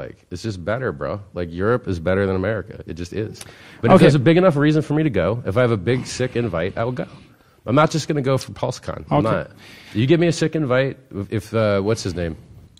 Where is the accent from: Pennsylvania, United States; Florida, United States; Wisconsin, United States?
Florida, United States; Miami; moved away; I'm from Miami.